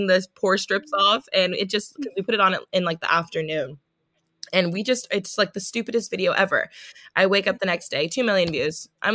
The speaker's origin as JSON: {"language": "English", "town": "Palos Verdes", "region": "California", "country": "United States", "tie": "born or raised there", "also_born_or_lived": "Washington State / Los Angeles", "said": "I grew up in Palos Verdes, California"}